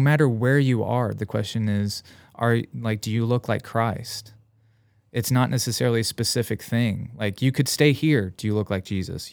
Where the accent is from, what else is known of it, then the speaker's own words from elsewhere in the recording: Union, United States; moved away as an adult; my hometown Union